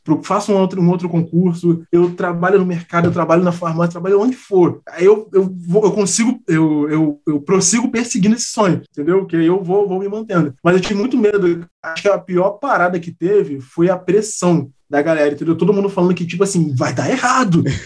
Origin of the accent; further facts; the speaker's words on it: São João de Meriti, Rio de Janeiro, Brazil; also born or lived in Mesquita / Nova Iguaçu; eu cresci onde eu moro, é em São João de Meriti